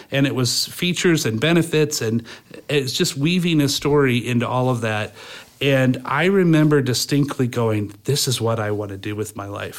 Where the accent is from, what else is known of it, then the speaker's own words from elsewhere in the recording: Fort Wayne, Indiana, United States; I've lived in Fort Wayne all my